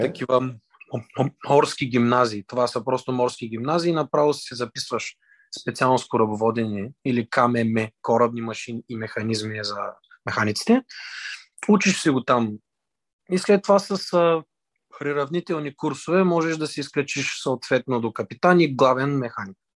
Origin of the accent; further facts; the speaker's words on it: Varna, Varna Province, Bulgaria; роден съм от Варна, родом от Варна, живея във Варна